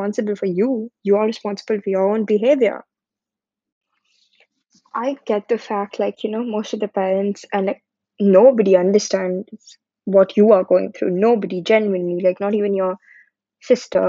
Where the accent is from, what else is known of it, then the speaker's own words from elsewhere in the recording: India; moved away as an adult; now in United Kingdom; I'm from India, currently studying in the UK